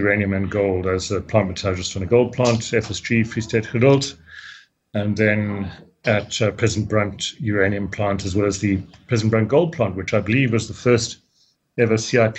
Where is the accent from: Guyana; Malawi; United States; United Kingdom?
Malawi; born there; also born or lived in Zambia; Well, I was born in Malawi, so I'm an African. And Malawi at the time was Nyasaland. It was before independence of Malawi. And my parents then moved across to Zambia, to the Cobb Belt, where my grandparents had been for many years.